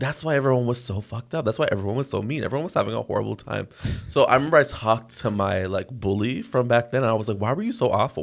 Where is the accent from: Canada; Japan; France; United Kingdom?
Canada; Toronto, Ontario; I grew up in Toronto